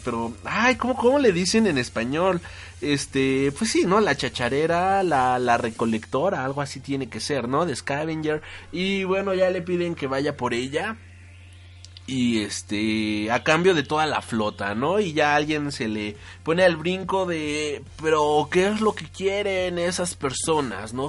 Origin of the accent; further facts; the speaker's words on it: Mexico; todos los que somos de México